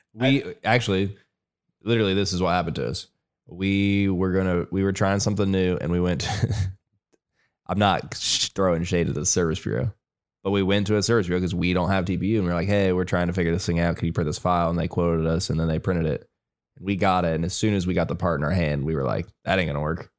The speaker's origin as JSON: {"language": "English", "region": "Ohio", "country": "United States", "tie": "born or raised there", "moved": "as an adult", "lives_now": "North Carolina, United States", "said": "I've lived my whole life in Ohio. I moved to North Carolina in the fall."}